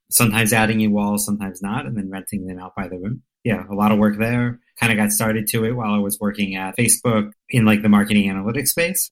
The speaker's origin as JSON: {"language": "English", "country": "United States", "tie": "born or raised there", "also_born_or_lived": "suburb near Baltimore", "said": "I grew up in a farmland close to the Pennsylvania Maryland border"}